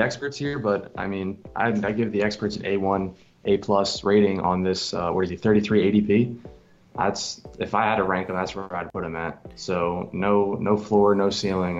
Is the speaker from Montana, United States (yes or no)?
no; New Jersey, United States; We're from Jersey